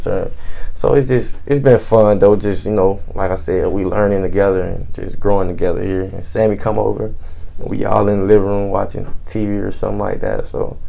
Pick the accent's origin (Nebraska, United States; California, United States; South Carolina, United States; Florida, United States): Florida, United States; South; moved away as an adult; I'm Haitian. I'm from Belgrade, Florida.